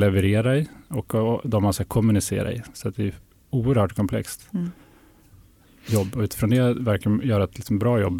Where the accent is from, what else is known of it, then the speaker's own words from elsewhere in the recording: Härnösand, Västernorrland County, Sweden; moved away; also born or lived in Sundsvall / London / Lund; Jag är norrlänning. Jag kommer från Härnösand som ligger nästan eh, mitt i Sverige. Så där växte jag upp